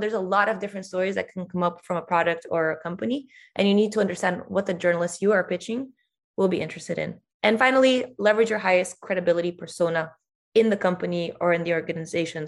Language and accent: English; Brazil; if you're Brazilian, me, you don't think of yourself as Latin American